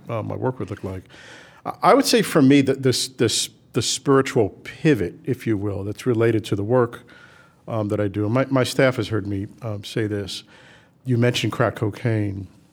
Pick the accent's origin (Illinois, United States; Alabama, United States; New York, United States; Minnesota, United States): New York, United States; New York City; we grew up in the South Bronx